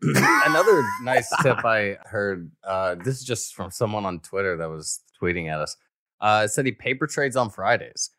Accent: Alabama, United States; I'm from Alabama

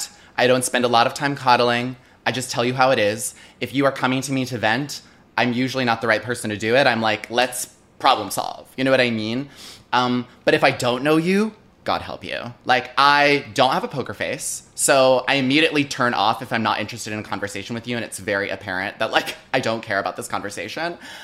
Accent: a Chicago suburb, Illinois, United States; when I was 5 or 6, my parents moved into a suburb.

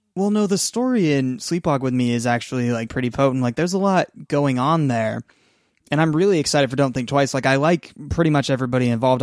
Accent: two-hour drive outside Seattle, Washington, United States; moved away; the town that I'm in, my hometown where I'm staying right now

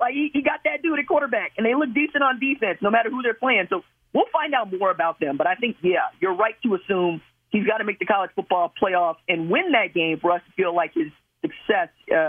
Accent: Oklahoma, United States; I'm from Oklahoma, so him rising to that job at Oklahoma is a big part of, well, my career, frankly.

